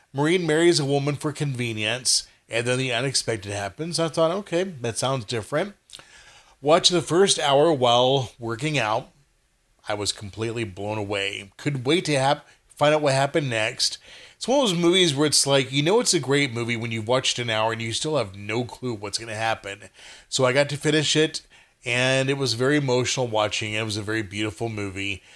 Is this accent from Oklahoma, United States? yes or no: no; Texas, United States; I'm a Texan